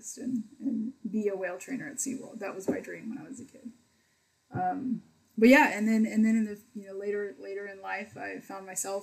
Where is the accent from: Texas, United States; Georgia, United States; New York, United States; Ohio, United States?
Texas, United States; Pearland; when I grew up in Pearland, there was this neighborhood pool